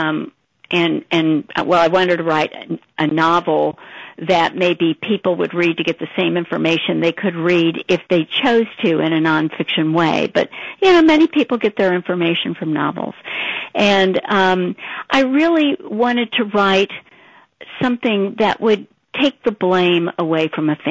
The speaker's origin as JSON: {"language": "English", "town": "St. Louis", "region": "Missouri", "country": "United States", "tie": "born or raised there", "said": "I grew up in St. Louis and had lived there all my life"}